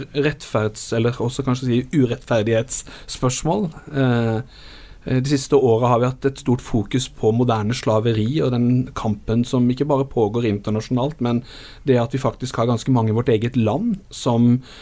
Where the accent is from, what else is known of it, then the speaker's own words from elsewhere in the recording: Arendal, Agder, Norway; ungdomsarbeidet i Arendal, hvor jeg vokste opp